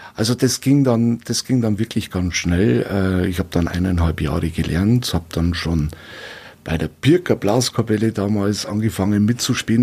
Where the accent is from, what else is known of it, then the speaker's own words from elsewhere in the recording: Weiden, Bavaria, Germany; also born or lived in Regensburg; bin ja, gebürtiger Regensburger und wohne seit boah, klein auf, dann kurze Visite in Regensburg war das nur, wohne ich jetzt hier in Weiden und in der Gegend